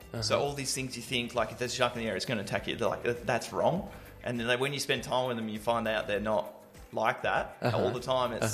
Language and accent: English; Australia; being Australian, you spend a lot of time around the ocean and with the ocean.